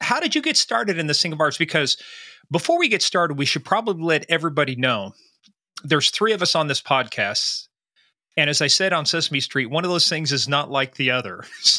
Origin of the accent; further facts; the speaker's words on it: Fort Riley, Kansas, United States; born there; I was born in Kansas. I was born at Fort Riley, moved around the world, ended up back at Fort Riley.